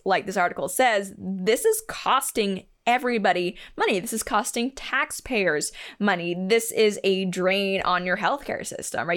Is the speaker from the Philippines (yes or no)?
no; Canada; I'm Canadian